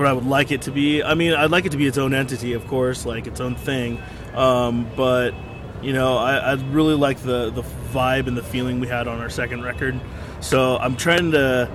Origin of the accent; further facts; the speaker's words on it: Santa Cruz, California, United States; my parents were hippies, you know, we come from Santa Cruz, which is, you know, it's it's just an open-minded hippie town, and that's just what I'm used